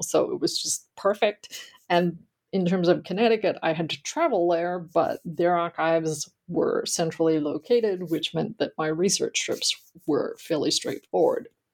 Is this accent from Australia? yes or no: yes; Australia; moved away; I grew up in Australia and I attended college there.